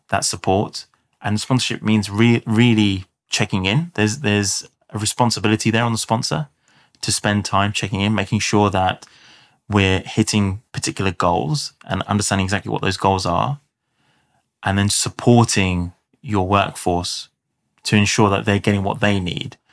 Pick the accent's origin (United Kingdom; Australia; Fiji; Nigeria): United Kingdom; London; South London.